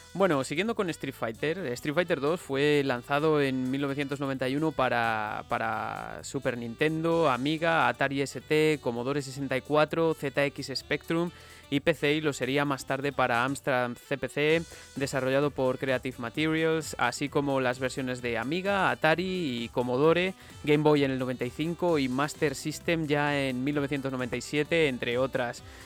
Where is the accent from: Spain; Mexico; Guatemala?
Spain; Palencia, Castile and León; Aún recuerdo ya siendo pequeño una máquina que había en uno de los bares de Palencia que frecuentaba con mis padres algunos fines de semana